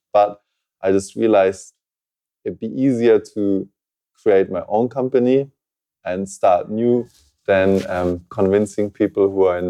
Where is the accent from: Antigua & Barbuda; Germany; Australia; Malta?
Germany; Munich, Bavaria; moved away as an adult; now in Japan; I'm German from Munich, but I've been in Japan almost 10 years. So I'm a permanent resident